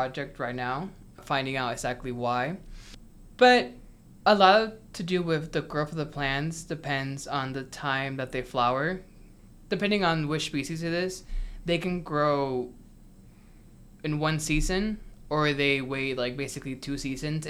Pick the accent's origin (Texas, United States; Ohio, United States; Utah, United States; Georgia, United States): Ohio, United States; Cleveland; also born or lived in Puerto Rico; I grew up in Cleveland, Ohio